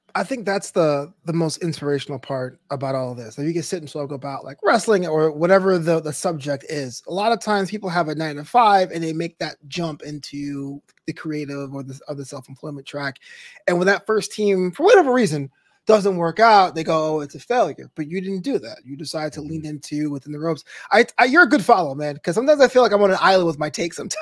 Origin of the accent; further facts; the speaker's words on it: New York, United States; my hometown New York